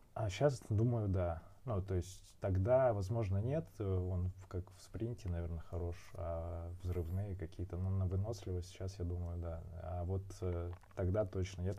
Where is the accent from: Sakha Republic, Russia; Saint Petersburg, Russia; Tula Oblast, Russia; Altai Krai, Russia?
Altai Krai, Russia; Barnaul; moved away; also born or lived in Moscow; в тринадцатом году уехал в Барнаул, как раз время там было. У меня отец болел, он, э, раком болел, и А, мне было ух, надо было ухаживать, жить, э, в городе, маме помогать. Я вернулся из Москвы